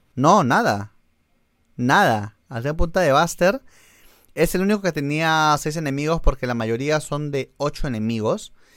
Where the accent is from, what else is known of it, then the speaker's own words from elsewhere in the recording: Argentina; yo soy un argentino